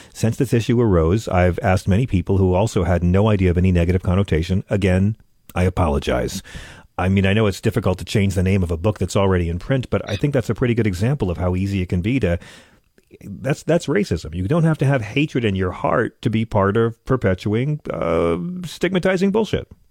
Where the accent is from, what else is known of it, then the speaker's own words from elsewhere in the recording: Long Island, New York, United States; I grew up on Long Island